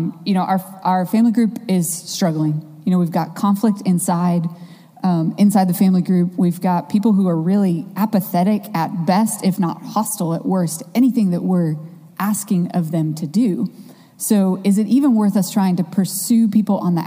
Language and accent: English; Midwest, United States; now in Chapel Hill, United States; I grew up in the Midwest